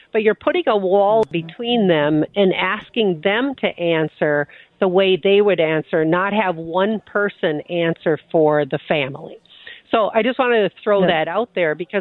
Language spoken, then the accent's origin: English; Midwest, United States; we're from the Midwest, Jackie, right? So people are very quiet about what their finances are like.